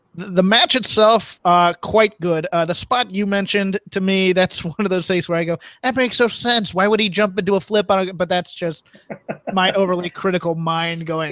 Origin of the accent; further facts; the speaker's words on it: Virginia, United States; my home state people of Virginia